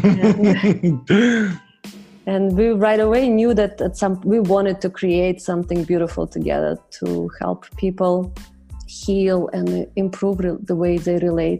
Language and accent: English; Saint Petersburg, Russia; English is a second language; moved away; my funny accent is I was born and raised in Russia. And as I told Jim, it's the best part of Russia, St. Petersburg.